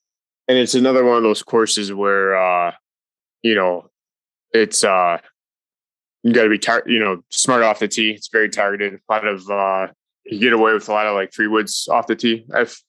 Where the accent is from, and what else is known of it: Chicago, Illinois, United States; born or raised there; also born or lived in Woodridge, Illinois